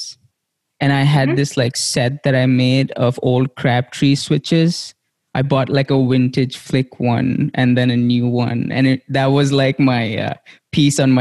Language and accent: English; India; now in United States; growing up in India